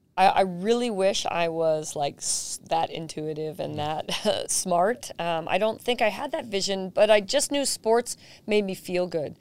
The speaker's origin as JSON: {"language": "English", "town": "San Jose", "region": "California", "country": "United States", "tie": "born or raised there", "said": "I was just a regular kid growing up in South San Jose"}